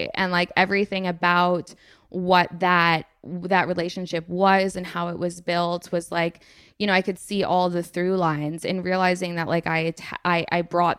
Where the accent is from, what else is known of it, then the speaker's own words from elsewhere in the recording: England, United Kingdom; also born or lived in United States; Like I served in the army and I'm from England and I lived in America and I've got all these things